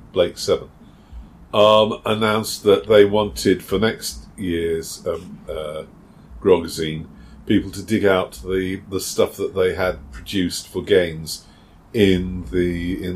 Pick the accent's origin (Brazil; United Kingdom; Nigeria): United Kingdom; being British